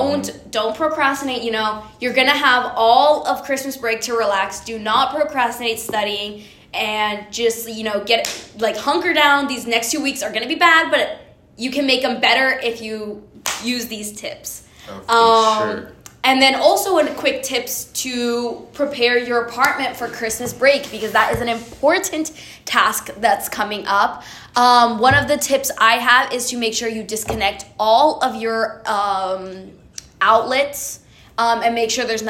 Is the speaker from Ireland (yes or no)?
no; Honduras; now in United States; I'm from Honduras. Honduras.